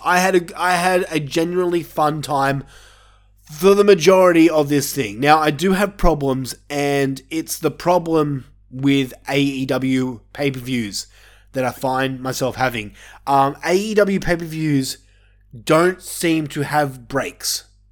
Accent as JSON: {"language": "English", "country": "Australia", "said": "me being an Australian myself"}